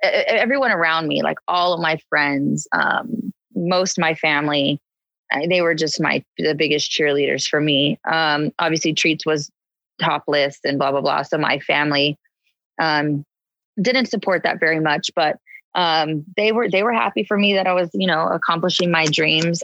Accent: San Diego, California, United States; now in Los Angeles, United States; I grew up in San Diego, which is just 2 hours south

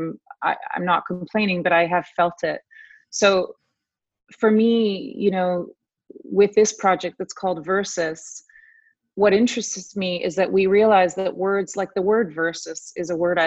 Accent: Buenos Aires, Argentina; also born or lived in Rome, Italy; now in Canada; I was born in Rome and then brought up in Buenos Aires in a civil war, and then ended up coming here not speaking a word of French.

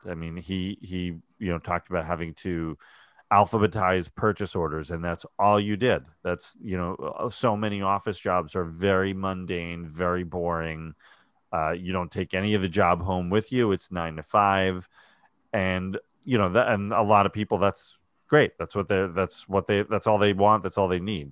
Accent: New York, United States; I'm from New York, not from Texas

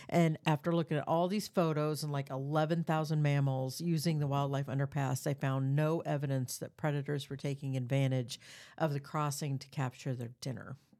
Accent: Des Moines, Iowa, United States; I was born in Des Moines. I've grew up on the east side of Des Moines

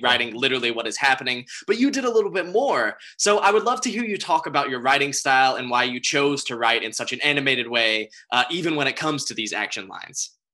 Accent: North Carolina, United States; now in Los Angeles, United States; Lauren and I are both originally from North Carolina

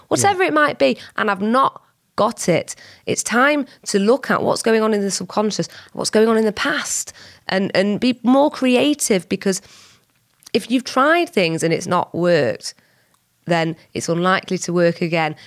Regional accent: Whitefield, North West England, United Kingdom; I was born and bred in Whitefield, so just up the road from Bolton

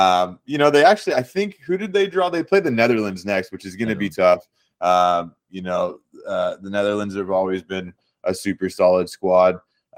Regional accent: United States; I'm an American. My mom's British, so I've been an England supporter my entire life.

